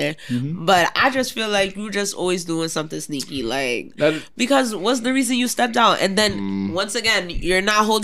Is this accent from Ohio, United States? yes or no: no; New York City, New York, United States; I'm born and raised in Brooklyn